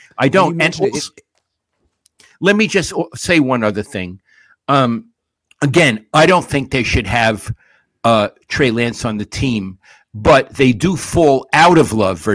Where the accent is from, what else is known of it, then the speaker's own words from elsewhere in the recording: New York, United States; moved away; I'm a New Yorker, I am blunt and plain spoken